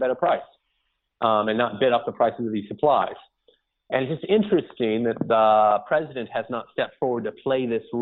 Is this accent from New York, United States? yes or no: yes; New York, United States; I'm a New Yorker